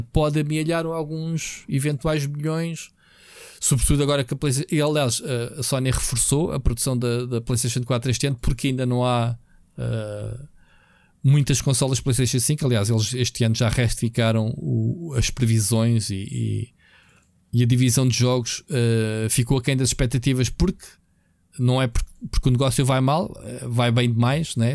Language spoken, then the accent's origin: Portuguese; Portugal; Nós, como portugueses, latinos